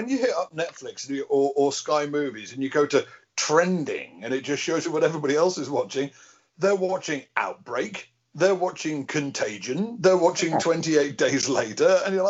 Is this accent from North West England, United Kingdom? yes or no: yes; Liverpool, North West England, United Kingdom; I grew up in Liverpool in the 70s and 80s.